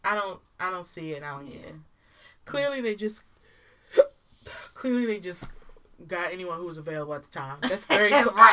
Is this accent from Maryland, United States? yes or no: yes; Baltimore County, Maryland, United States; accent: Baltimore; born and raised in Baltimore County